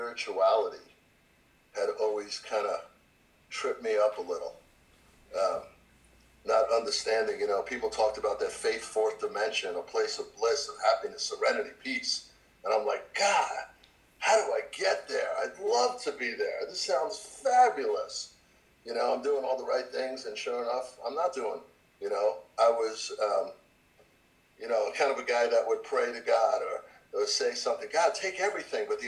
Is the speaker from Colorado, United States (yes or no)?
no; New York, United States; I came from New York.